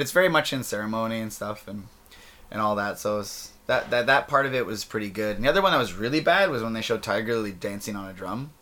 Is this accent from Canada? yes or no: yes; interior of British Columbia, Canada; I'm from Sycas First Nation uh, in the interior of British Columbia